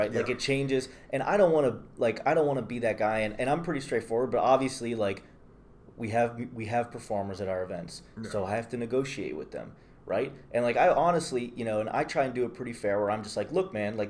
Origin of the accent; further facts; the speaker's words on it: Youngstown, Ohio, United States; moved away as an adult; also born or lived in Cleveland; now in Detroit, United States; I grew up in Youngstown